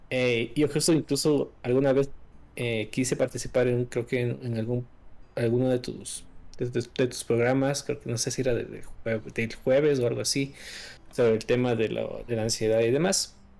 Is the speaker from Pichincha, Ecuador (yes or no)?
yes; Quito, Pichincha, Ecuador; soy de Ecuador, de la capital Quito